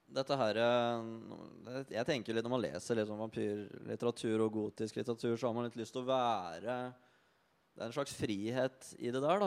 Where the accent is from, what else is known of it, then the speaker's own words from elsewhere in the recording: Bagn, Innlandet, Norway; moved away; jeg kommer fra Bang i Valdres. Lita bygd hvor hvis du ikke henger på bensinstasjonen eller er ute og råner, så sitter du inne og driver med dine egne ting.